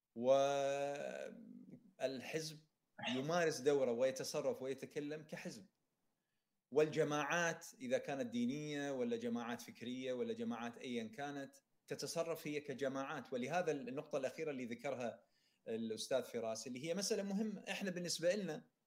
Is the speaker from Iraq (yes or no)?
yes; Iraq; انا كعراقي